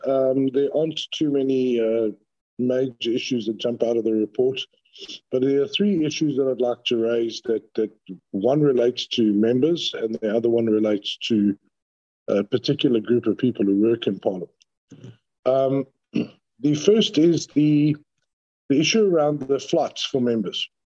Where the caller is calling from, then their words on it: Cape Town, Western Cape, South Africa; Chairperson, I'm calling from Acacia Park, so you know what the signal is like here.